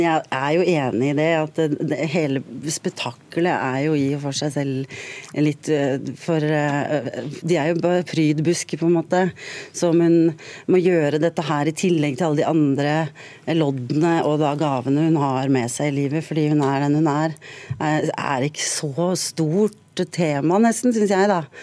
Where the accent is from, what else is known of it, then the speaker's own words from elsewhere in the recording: Drammen, Buskerud, Norway; jeg er fra Drammen.